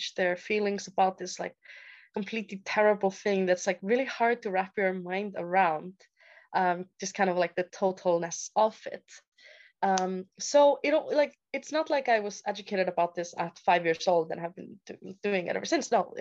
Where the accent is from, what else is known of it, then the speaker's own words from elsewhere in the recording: Iceland; moved away as an adult; I am born and raised in Iceland from a little town there.